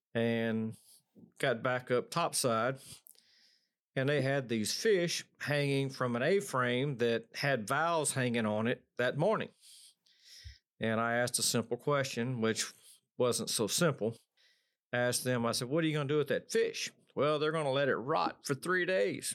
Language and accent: English; Odessa, Texas, United States; growing up in West Texas, it's nothing but broomsticks, tumbleweeds